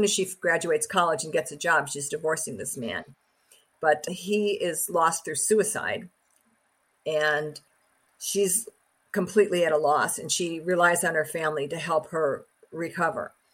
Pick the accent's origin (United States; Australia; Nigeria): United States; Chicago, Illinois; my hometown, in my home neighborhood.